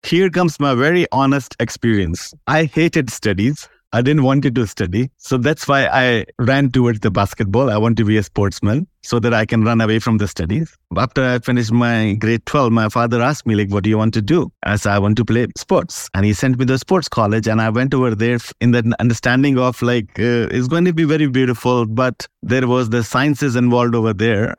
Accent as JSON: {"language": "English", "country": "India", "moved": "yes", "lives_now": "Dubai, United Arab Emirates", "said": "I'm from India"}